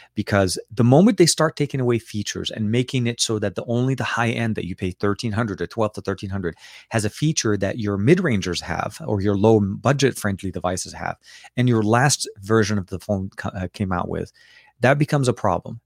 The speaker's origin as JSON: {"language": "English", "country": "Lebanon", "tie": "born or raised there", "moved": "yes", "lives_now": "Los Angeles, United States", "said": "I was born in Lebanon, so I speak obviously Arabic"}